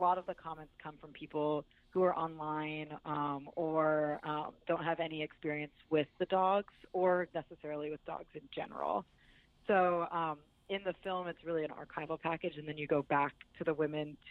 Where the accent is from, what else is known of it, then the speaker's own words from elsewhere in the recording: California, United States; now in New York, United States; I live in New York and I'm from California